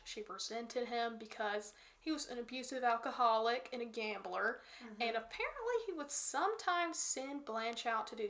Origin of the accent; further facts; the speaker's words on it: near Morganton, North Carolina, United States; There's also like a pretty big prison in like Morganton, which is near my hometown.